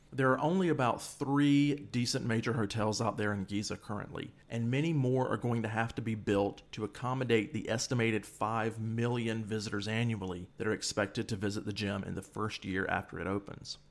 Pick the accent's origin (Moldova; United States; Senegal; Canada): United States; moved away as an adult; also born or lived in Egypt; being an American on the ground there